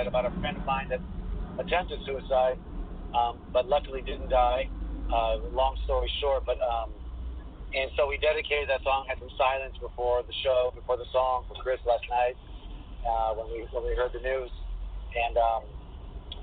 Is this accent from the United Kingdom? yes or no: no; Greece; moved away as an adult; we're from Greece